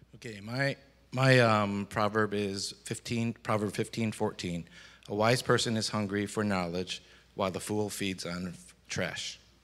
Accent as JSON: {"language": "English", "region": "Michigan", "country": "United States", "tie": "born or raised there", "also_born_or_lived": "Chicago", "moved": "yes", "lives_now": "Florida, United States", "said": "when I grew up in Michigan"}